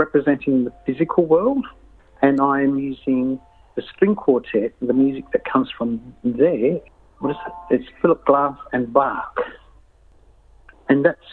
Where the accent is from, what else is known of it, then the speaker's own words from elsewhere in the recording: Yirrkala, Northern Territory, Australia; I'm from Yirrkala, and it's the Ruritingo clan